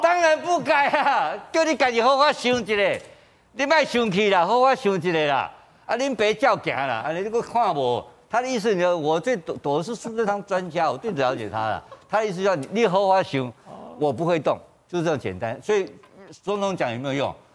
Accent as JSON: {"language": "Chinese", "region": "Kaohsiung", "country": "Taiwan", "tie": "born or raised there", "said": "我是高雄冈山出生的"}